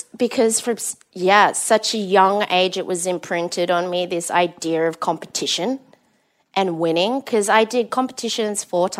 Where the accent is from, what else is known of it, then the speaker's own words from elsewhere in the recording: Perth, Western Australia, Australia; moved away; I grew up in Perth, which is in Western Australia, one of the most isolated cities in the world. So it was a big town, small city.